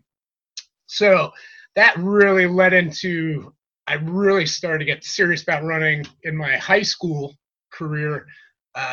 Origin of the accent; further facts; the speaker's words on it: Trumbull, Connecticut, United States; I'm from Trumbull, Connecticut, born and raised